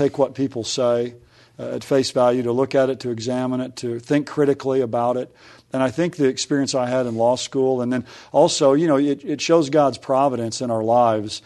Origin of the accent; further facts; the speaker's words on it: Oklahoma City, Oklahoma, United States; also born or lived in Dallas; I grew up in Oklahoma City area.